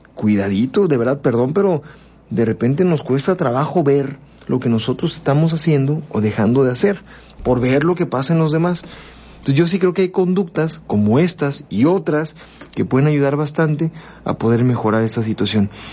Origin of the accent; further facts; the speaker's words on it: Mexico; así somos los mexicanos